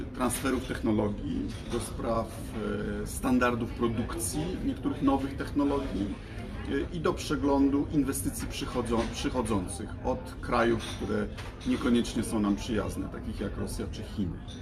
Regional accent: Poland

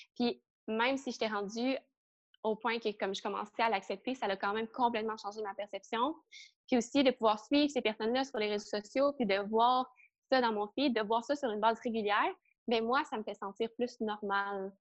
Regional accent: Trois-Rivières, Quebec, Canada; now in Montreal, Canada; j'ai grandi à Trois-Rivières

